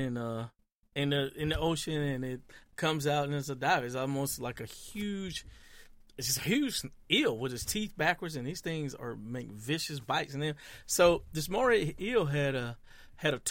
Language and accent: English; rural Georgia, United States; I grew up in rural Georgia